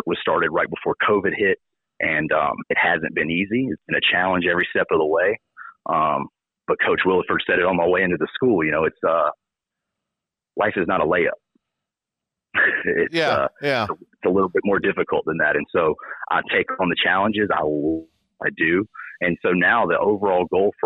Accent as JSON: {"language": "English", "town": "Kinston", "region": "North Carolina", "country": "United States", "tie": "born or raised there", "said": "growing up in Kinston"}